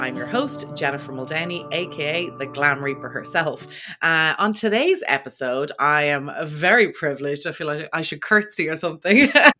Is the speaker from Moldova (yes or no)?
no; Ireland; being from Ireland, history is huge and we've so much of it.